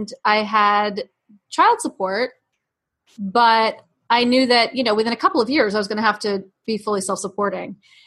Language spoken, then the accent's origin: English; New York City, New York, United States; I grew up in New York City